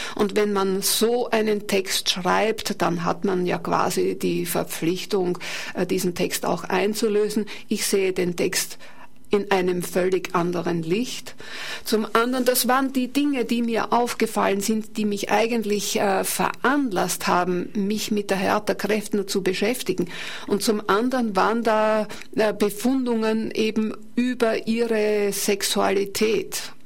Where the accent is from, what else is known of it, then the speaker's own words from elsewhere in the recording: Burgenland, Austria; hätte ich nicht heißen wollen als Burgenländerin